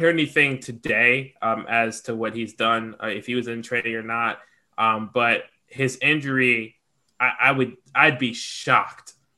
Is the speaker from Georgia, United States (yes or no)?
yes; Georgia, United States; accent: southern; I'm from Georgia, so like y'all don't hear it as much, but sometimes, like Greg hears it sometimes. Like my southern accent comes out